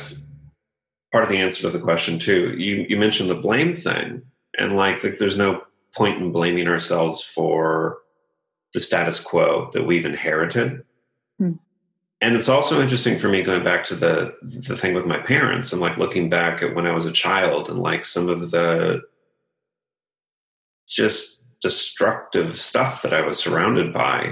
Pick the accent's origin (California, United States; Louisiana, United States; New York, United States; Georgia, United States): California, United States; Los Angeles; I grew up in Los Angeles area, so I was deeply impacted by the entertainment industry